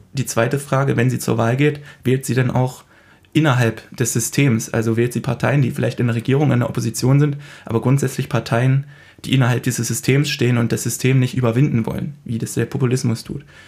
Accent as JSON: {"language": "German", "country": "Germany", "said": "bei uns in Deutschland"}